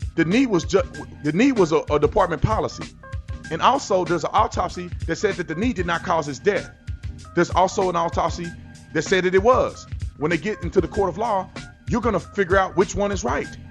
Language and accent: English; Texas, United States; I grew up in Texas.